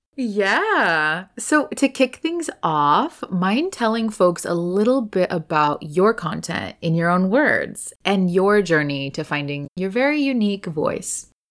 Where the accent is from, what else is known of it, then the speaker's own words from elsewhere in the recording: Texas, United States; moved away as an adult; also born or lived in Los Angeles; Born, raised here